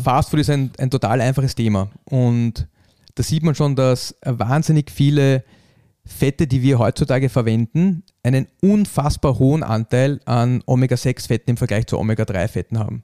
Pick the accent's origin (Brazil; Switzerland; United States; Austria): Austria; bei uns in Österreich